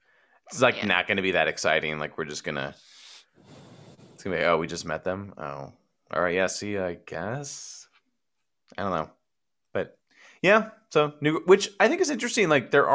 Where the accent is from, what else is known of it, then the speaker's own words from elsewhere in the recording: Copperopolis, California, United States; My hometown of 3,000 people on a good day.